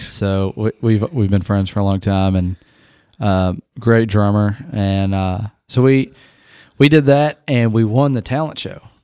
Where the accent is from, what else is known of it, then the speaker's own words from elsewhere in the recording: Indiana, United States; I'm a Hoosier.